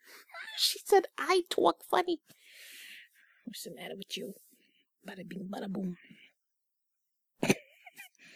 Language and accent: English; Canada; I grew up in Canada